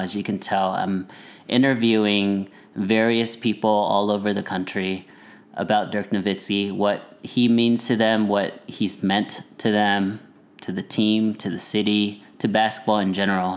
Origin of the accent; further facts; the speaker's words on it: Plano, Texas, United States; we grew up in Plano, so a suburb outside of Dallas